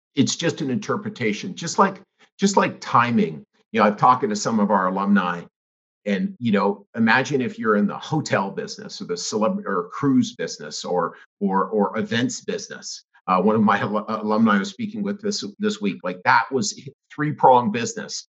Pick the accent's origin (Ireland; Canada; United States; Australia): Canada; I grew up in Canada.